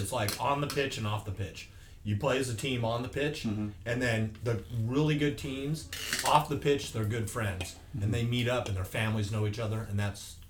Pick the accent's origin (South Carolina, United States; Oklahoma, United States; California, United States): California, United States; Los Angeles; moved away as an adult; now in Central Coast, United States; I've been here 15 years now, so I'm not originally from the Central Coast. I'm from the LA area.